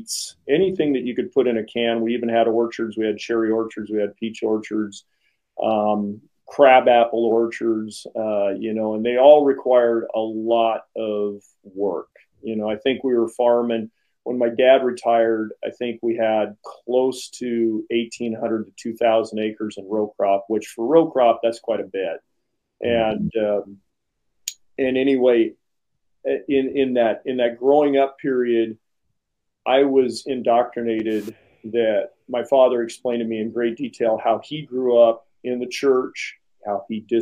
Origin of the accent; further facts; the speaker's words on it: Springfield, Oregon, United States; I was born and raised here in Springfield, Oregon, and grew up on a corporate farm